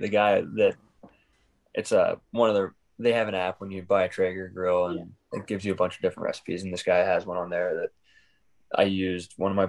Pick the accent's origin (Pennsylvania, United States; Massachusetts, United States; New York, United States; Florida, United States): Pennsylvania, United States; Pittsburgh; born or raised there